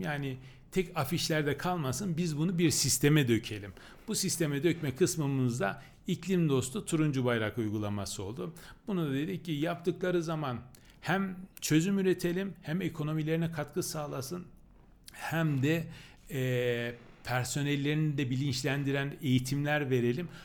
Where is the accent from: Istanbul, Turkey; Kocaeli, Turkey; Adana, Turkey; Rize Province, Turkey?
Rize Province, Turkey; Çamlıhemşin; now in Ankara, Turkey; ben Rize Çamlı hemşinliyim